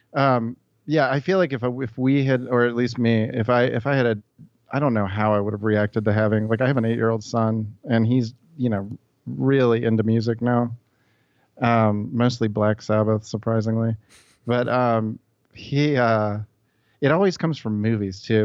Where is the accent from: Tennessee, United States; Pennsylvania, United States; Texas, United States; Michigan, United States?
Tennessee, United States; Memphis; moved away as an adult; also born or lived in New York; I grew up in Memphis. I just, uh, I moved away from here when I was about eighteen